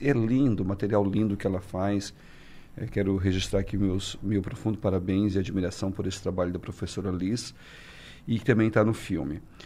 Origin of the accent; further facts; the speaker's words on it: Brazil; now in New York, United States; pude entrar como brasileiro